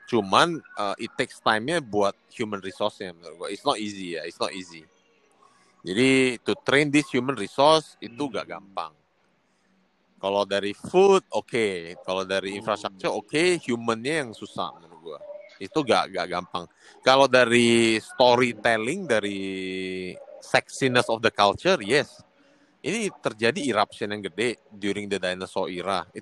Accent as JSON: {"language": "Indonesian", "region": "North Sumatra", "country": "Indonesia", "said": "gue orang Sumatera Utara"}